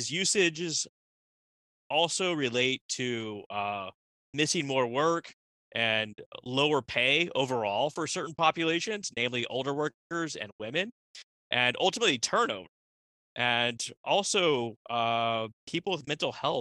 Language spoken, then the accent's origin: English; Texas, United States; I'm from Texas